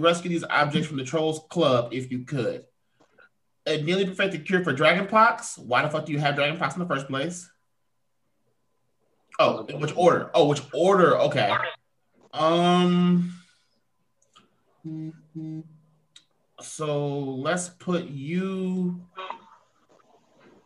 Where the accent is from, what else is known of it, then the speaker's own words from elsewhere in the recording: United Kingdom; I'm British